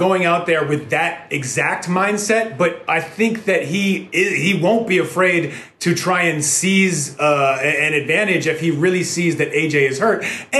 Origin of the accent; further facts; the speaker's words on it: New York, United States; grew up in the 90s when New York was a little grittier